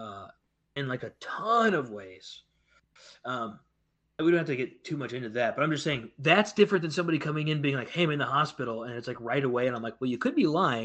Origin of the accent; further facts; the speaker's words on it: United States; I'm from America